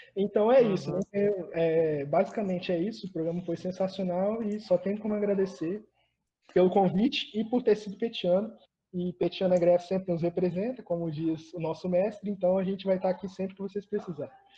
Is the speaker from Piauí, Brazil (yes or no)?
no; Colatina, Espírito Santo, Brazil; moved away as an adult; also born or lived in Vitória; Eu sou do interior, eu sou uma pessoa que saiu do interior, eu sou de Colatina, e aí eu fui para Vitória estudar